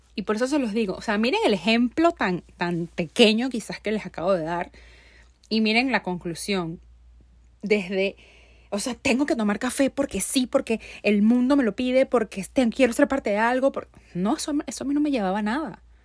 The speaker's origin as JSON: {"language": "Spanish", "country": "Venezuela", "also_born_or_lived": "Barquisimeto, Venezuela", "moved": "as an adult", "lives_now": "United States", "said": "yo lo dejé todo en mi país. O sea, yo soy yo dejé todo en Venezuela, o sea, salí de Venezuela"}